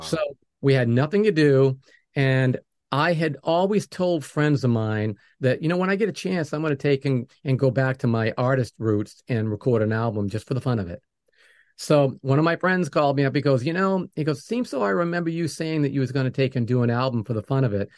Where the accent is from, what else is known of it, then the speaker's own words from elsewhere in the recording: New England, United States; moved away; I'm from New England